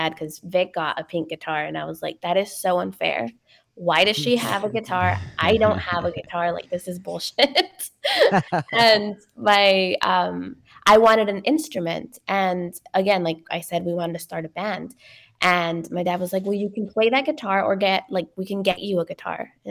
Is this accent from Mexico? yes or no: yes; Ciudad Juárez, Chihuahua, Mexico; Juarez, which is where I was born in Mexico